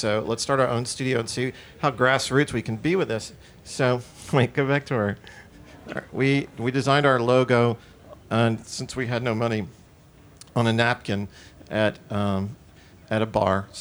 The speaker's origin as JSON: {"language": "English", "region": "Louisiana", "country": "United States", "said": "I'm from Louisiana"}